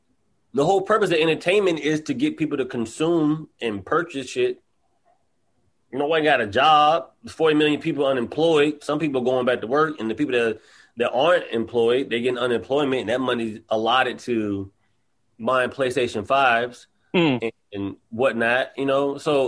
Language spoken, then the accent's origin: English; the South, United States; Like, I'm from the South, so I go home and I see that people are, like, sitting in their yards, they're talking.